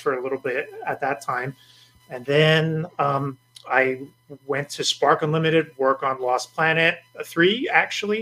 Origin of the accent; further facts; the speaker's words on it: outside Boston, Massachusetts, United States; moved away; also born or lived in New Jersey / New York; I was born in New Jersey, grew up outside Boston, went to school in New York